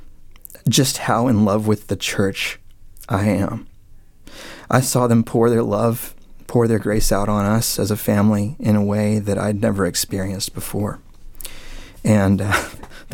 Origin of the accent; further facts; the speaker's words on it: Dallas, Texas, United States; moved away as an adult; now in Annapolis, United States; we moved from the Dallas area, which is where I'm from, all the way to Annapolis, Maryland